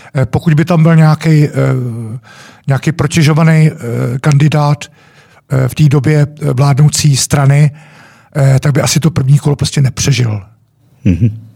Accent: Czechia; jsme Češi

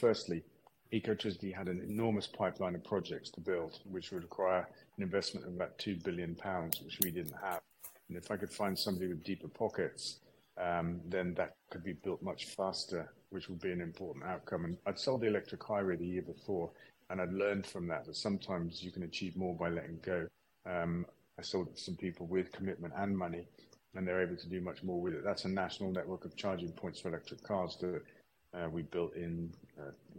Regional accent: Stroud, South West England, United Kingdom; my hometown here in Stroud

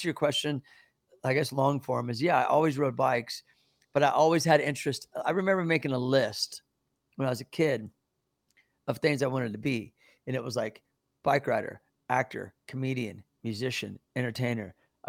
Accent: Midwest, United States; things were a lot different back then, especially growing up in the Midwest.

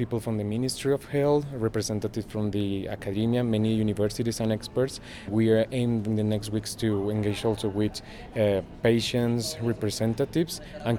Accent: Bogota, Colombia; I'm from Bogota, Colombia.

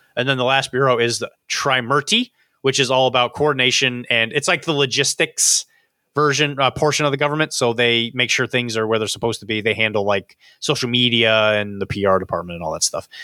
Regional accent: Florida, United States; moved away; I grew up in Florida, so I know things about Florida that you don't know

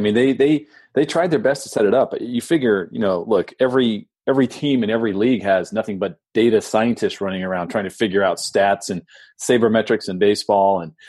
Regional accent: San Diego, California, United States; now in Tampa, United States; I grew up in San Diego.

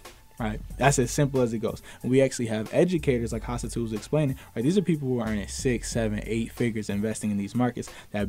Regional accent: Boston, Massachusetts, United States; I'm from Boston, Massachusetts.

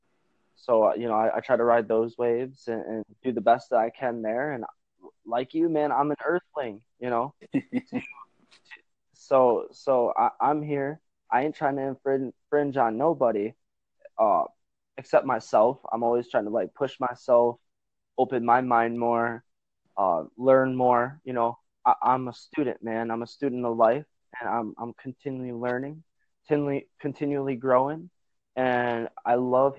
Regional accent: Northwest Wisconsin, United States; I'm from Northwest Wisconsin

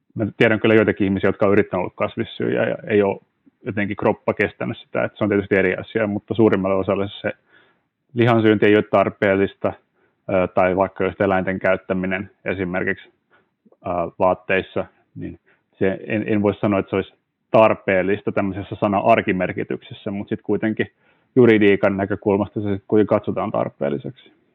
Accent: Turku, Southwest Finland, Finland; perheessä, missä, missä kasvoin kotona Turussa

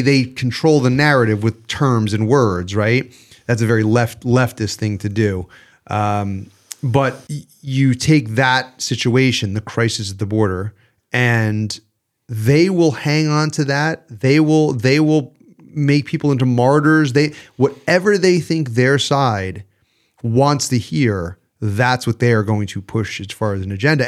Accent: New York, United States; As a New Yorker

